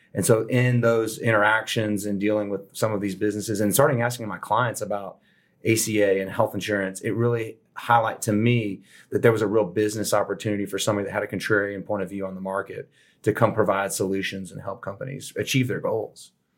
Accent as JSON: {"language": "English", "town": "Houston", "region": "Texas", "country": "United States", "tie": "born or raised there", "moved": "as an adult", "said": "I grew up in Southwest Houston"}